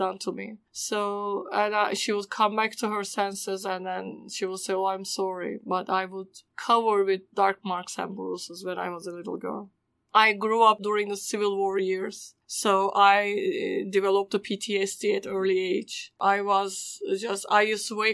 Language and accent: English; Istanbul, Turkey; first language Turkish; English is a second language; moved away; I was born in Istanbul, Turkey. I grew up in a Muslim home